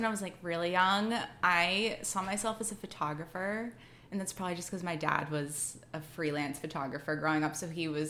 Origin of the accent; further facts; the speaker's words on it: Brentwood, Pennsylvania, United States; moved away; I'm from Pittsburgh. And I grew up in a very small town, like, outside of Pittsburgh called Brentwood, Pennsylvania